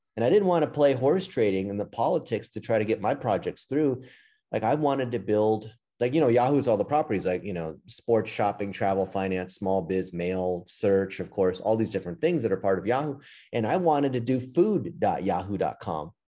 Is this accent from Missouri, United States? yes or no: no; Los Angeles, California, United States; I grew up in L